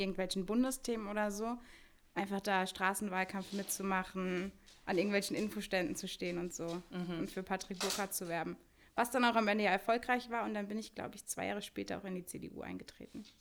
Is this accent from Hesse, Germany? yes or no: yes; Rüsselsheim, Hesse, Germany; wohne schon mein ganzes Leben in Rüsselsheim